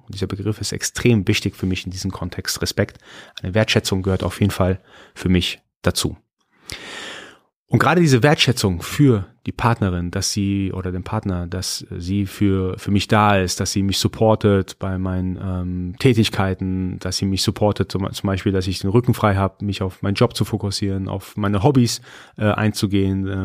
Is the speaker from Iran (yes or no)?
yes; Iran; Also ich bin Iraner, bin äh, bei uns ist Höflichkeit eine ganz, ganz äh, wichtige Charaktereigenschaft.